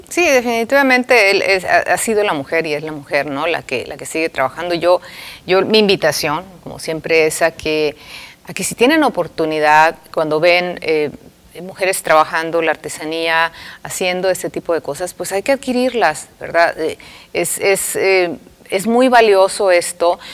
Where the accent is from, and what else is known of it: Mexico